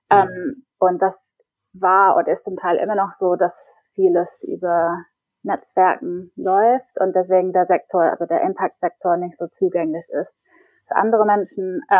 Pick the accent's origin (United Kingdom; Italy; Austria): United Kingdom; England; German is a second language; also born or lived in Berlin, Germany; now in Stockholm, Sweden; Ich bin eigentlich Engländerin und habe davor ungefähr zehn Jahre in Berlin gelebt, ähm, aber probiere jetzt Schweden aus.